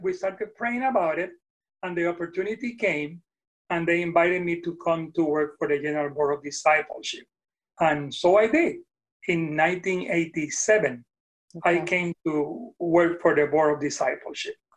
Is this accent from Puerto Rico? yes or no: yes; Puerto Rico; first language Spanish; English is a second language; moved away as an adult; now in Nashville, United States; i was born in puerto rico and born and raised